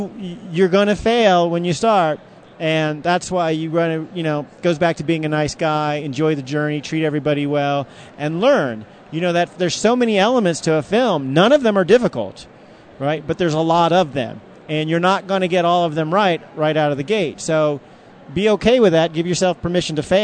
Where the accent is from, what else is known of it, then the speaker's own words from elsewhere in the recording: Virginia, United States; also born or lived in Washington, D.C.; now in Denver, United States; I grew up in Virginia and worked in Washington, D.C. for many years